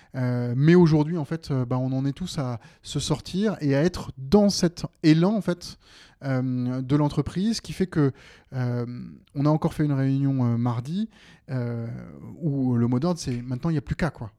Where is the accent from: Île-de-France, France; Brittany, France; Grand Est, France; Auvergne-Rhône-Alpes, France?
Île-de-France, France; Seine-et-Marne; moved away as an adult; now in Mâcon, France; j'ai grandi en Seine-et-Marne.